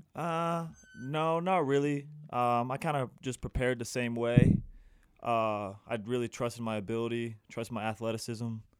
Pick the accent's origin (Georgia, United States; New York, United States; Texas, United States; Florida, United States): Georgia, United States; Atlanta; I'm from Atlanta, Georgia.